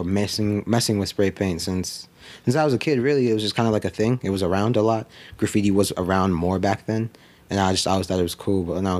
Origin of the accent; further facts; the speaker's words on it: Brockton, Massachusetts, United States; moved away as an adult; now in Florida, United States; I grew up in the Northeast. I grew up in a town in Massachusetts called Brockton, Massachusetts.